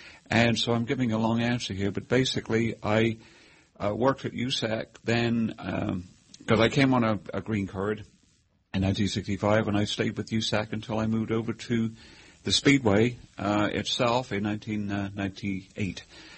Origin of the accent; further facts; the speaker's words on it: England, United Kingdom; accent: mixture of Hoosier and British; now in United States; So there's still some British in the accent, but it's a mixture of Hoosier and British. But I was born and raised in England, and motor racing was all around me.